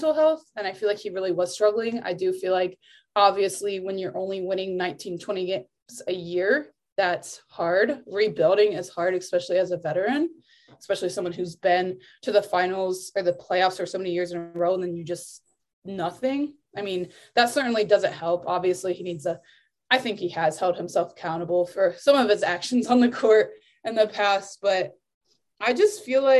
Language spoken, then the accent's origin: English; Spencerville, Ohio, United States; coming from a small town, and like, so my original town, Spencerville, like, that's 3 hours away from Cleveland